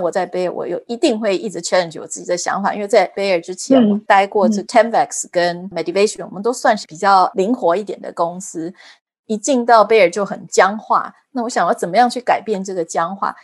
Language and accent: Chinese; Taiwan; moved away as an adult; also born or lived in Germany; now in United States; 我是土生土长的台湾人，然后我在台湾念了台大医学院